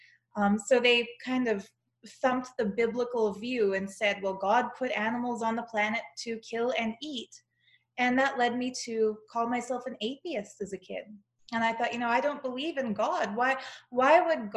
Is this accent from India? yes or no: no; Canada; accent: Canadian; I'm Canadian.